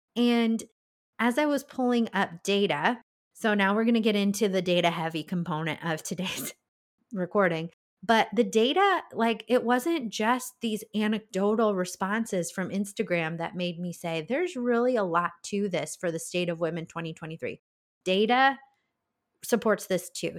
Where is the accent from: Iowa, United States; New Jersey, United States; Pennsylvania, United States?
Iowa, United States; that's my home state